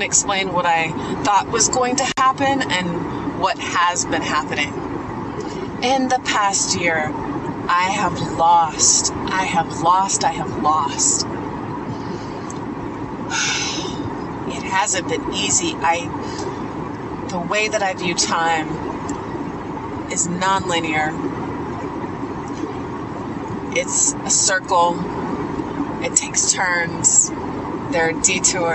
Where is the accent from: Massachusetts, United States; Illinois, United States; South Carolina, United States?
South Carolina, United States; also born or lived in Los Angeles, United States; now in Atlanta, United States; I grew up in back in South Carolina